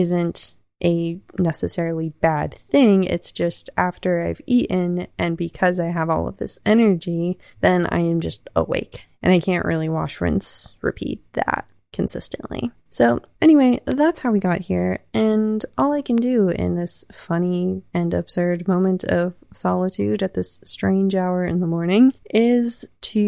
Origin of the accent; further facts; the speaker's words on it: the South, United States; I was raised in the South, not in religion, but around it